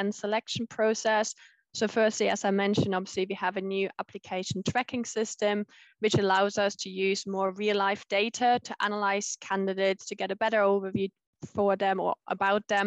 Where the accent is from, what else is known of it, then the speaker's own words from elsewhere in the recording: Germany; moved away as an adult; also born or lived in Leeds, United Kingdom; now in United Kingdom; I'm originally from Germany